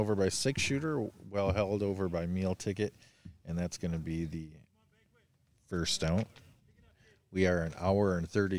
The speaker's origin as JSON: {"language": "English", "region": "Michigan", "country": "United States", "said": "I'm from Michigan."}